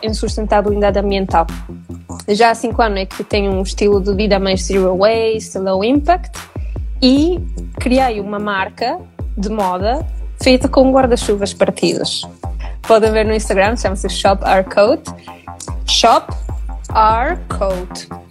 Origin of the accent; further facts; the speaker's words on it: Italy; Portuguese is a second language; moved away as an adult; now in Lisbon, Portugal; já perceberam pelo sotaque, não sou portuguesa, sou italiana